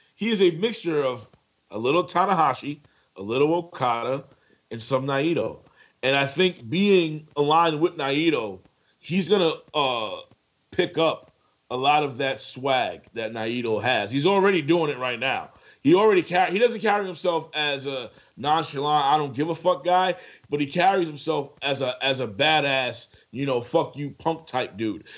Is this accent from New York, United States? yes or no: yes; New York City, New York, United States; I'm from the Bronx